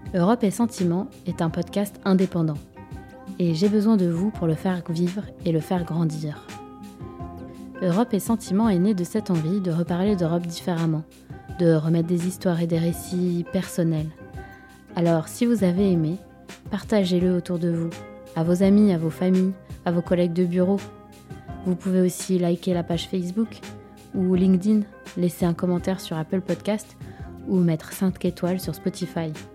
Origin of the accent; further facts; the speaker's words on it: Moscow, Russia; moved away; also born or lived in Nagorno-Karabakh; Je suis née à Moscou